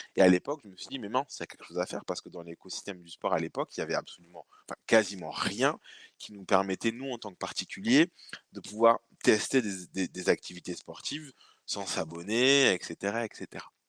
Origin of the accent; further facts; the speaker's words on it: Bordeaux, Nouvelle-Aquitaine, France; donc moi bordelais, euh, bordelais d'origine, puisque je suis né ici à, à Pellegrin, pas très loin de mes, de locaux puisque je suis maintenant basé à, à Mariadec. Euh, donc j'ai fait toute ma, scolarité ici sur, sur Bordeaux